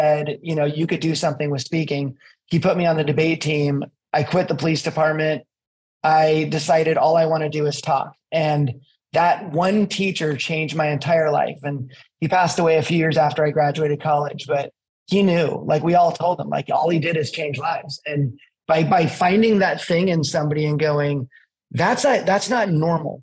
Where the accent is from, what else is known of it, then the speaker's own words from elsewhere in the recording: East Bay, California, United States; moved away as an adult; also born or lived in Colorado / Pacific Northwest; I grew up in California in the East Bay